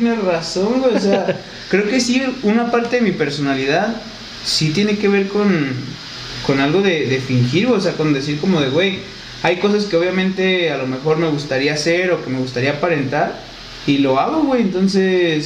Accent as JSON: {"language": "Spanish", "country": "Mexico", "said": "nuestra identidad, a lo mejor como mexicanos"}